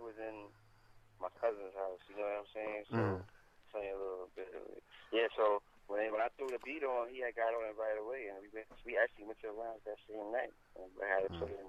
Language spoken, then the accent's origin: English; New York City, New York, United States; I'm from Highbridge